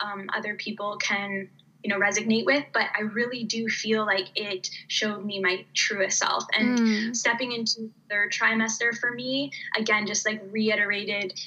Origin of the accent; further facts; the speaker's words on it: Canada; moved away as an adult; also born or lived in United States / Riga, Latvia / Germany / Finland; now in Denmark; I grew up in Canada and I went to school in Canada